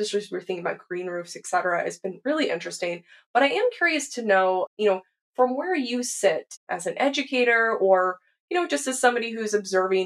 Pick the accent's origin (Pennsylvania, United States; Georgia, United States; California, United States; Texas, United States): Texas, United States; moved away; I grew up in Texas